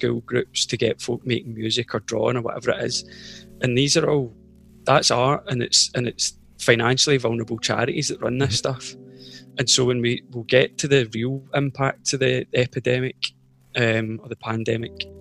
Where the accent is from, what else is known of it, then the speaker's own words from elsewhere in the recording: Scotland, United Kingdom; I'm a very, very aware of the privilege of like growing up in Scotland